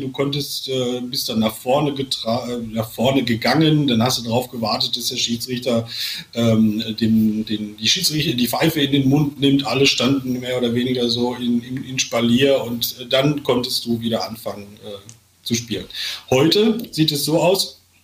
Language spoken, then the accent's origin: German; Sauerland, North Rhine-Westphalia, Germany; ich komme aus dem Sauerland